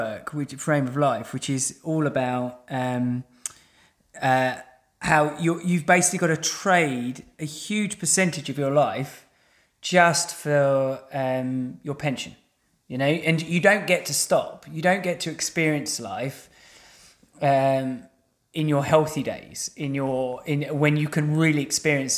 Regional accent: England, United Kingdom; we're English, right? So we're, as English people, we've kind of grown up in this institution

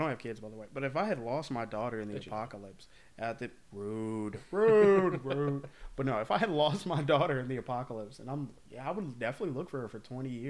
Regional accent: Newport News, Virginia, United States; I'm from Newport News. From Newport, yeah, News.

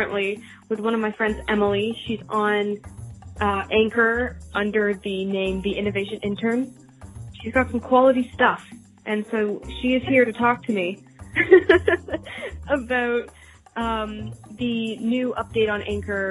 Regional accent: Canada; As a Canadian

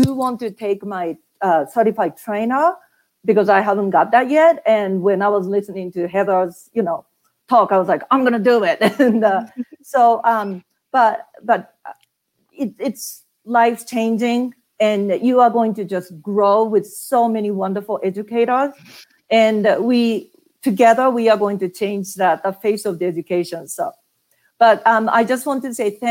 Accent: Japan; moved away as an adult; now in Carson City, United States; I'm originally from Japan. I have lived in Carson City for 18 years

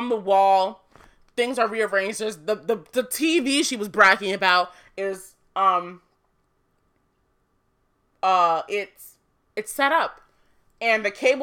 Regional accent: Nigeria; I'm Nigerian. Proud of it. My mom is also Nigerian

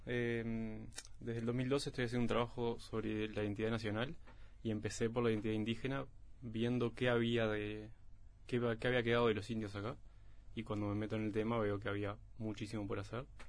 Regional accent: Uruguay

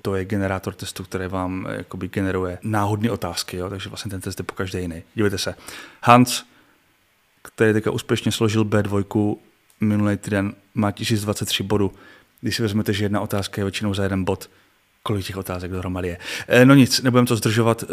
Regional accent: Czechia; jako Čech

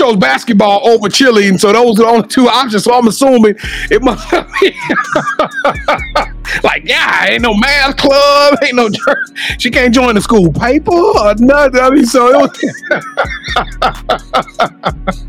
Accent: Louisiana, United States; I'm from Louisiana

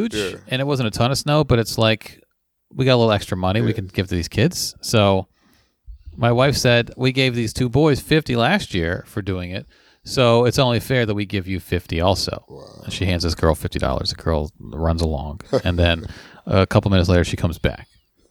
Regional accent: Baltimore, Maryland, United States; I'm from Baltimore and still figuring out the area.

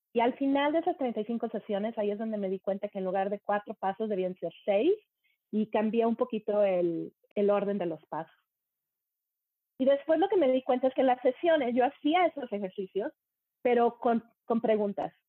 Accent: Monterrey, Nuevo León, Mexico; moved away as an adult; also born or lived in Germany / United States / England; now in Canada; crecí en Monterrey, México. Y dejé Monterrey, México en el 95

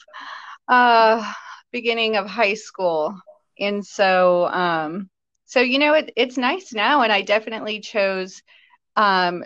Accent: Chicago, Illinois, United States; growing up in Chicago

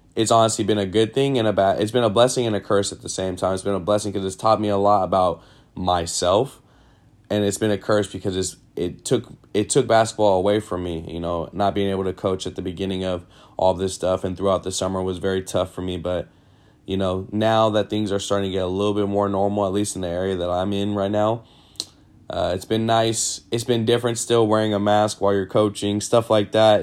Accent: Sacramento, California, United States; born and raised in Sacramento, California

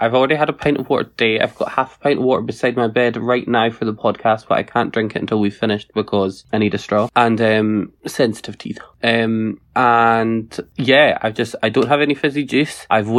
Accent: Scotland, United Kingdom; accent: Scottish; I'm not pronouncing this as Scottish as I could.

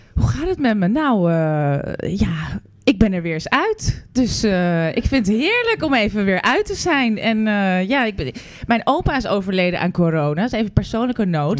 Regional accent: Netherlands; wij zijn Nederlanders.

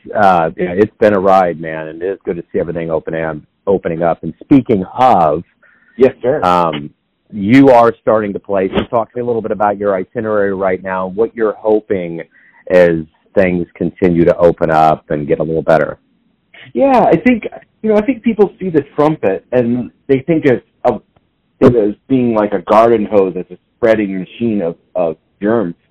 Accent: Maine, United States; moved away as an adult; also born or lived in New Hampshire / Boston, Massachusetts; now in Kansas City, United States; I grew up in Maine, then went to school in New Hampshire and Boston, and lived mostly in Boston. I lived in Boston for about 20 years

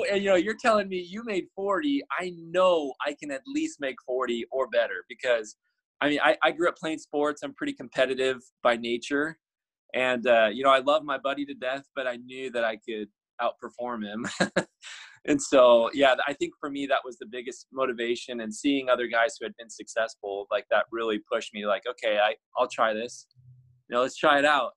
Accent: Arizona, United States; I grew up in Arizona

